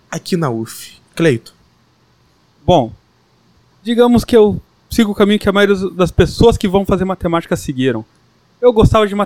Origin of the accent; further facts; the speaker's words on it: São Roque, São Paulo, Brazil; Como você me apresentou, vim de São Roque, interior de São Paulo, tá?